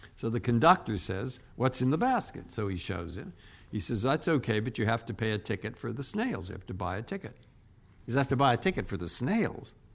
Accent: San Francisco, California, United States; moved away as an adult; also born or lived in Cambridge, Massachusetts; now in Washington, United States; I was born in San Francisco. My family's from San Francisco. I went to Lowell High School.

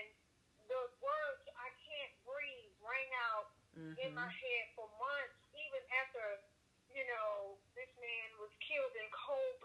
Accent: Georgia, United States; I'm from Georgia

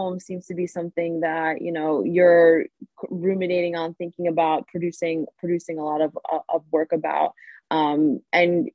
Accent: New York, United States; my childhood growing up in New York

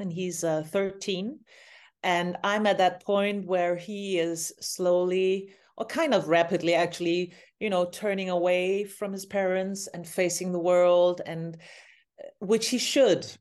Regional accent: Copenhagen, Capital Region of Denmark, Denmark; my hometown, Copenhagen, where I am right now.

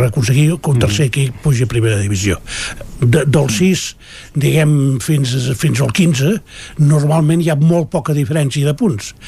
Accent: Catalonia, Spain; com a català

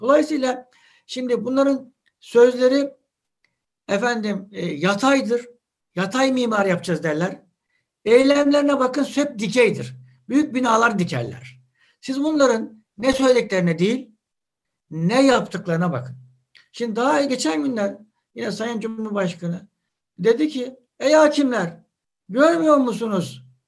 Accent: Adapazarı, Sakarya, Turkey; Yani bizim e, Adapazarı'nda evimizi kime sorsanız şurada şu sokakta derler.

